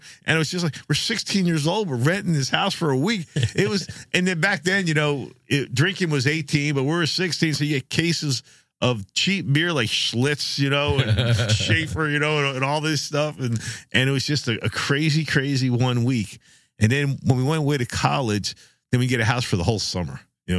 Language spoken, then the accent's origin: English; Jersey Shore, New Jersey, United States; I enjoyed growing up on the Jersey Shore. There's just some, you know, something special about it, you know? Just feels like home.